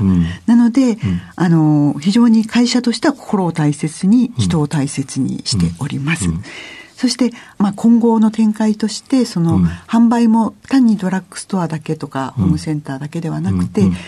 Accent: Gunma, Japan; also born or lived in Ueno, Tokyo; 出身は群馬県なんですが、生まれは東京、上野で生まれました。

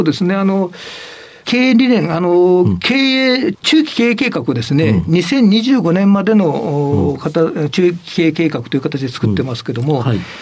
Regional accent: Imabari, Ehime, Japan; 愛媛県で、あの、愛媛県の今治市

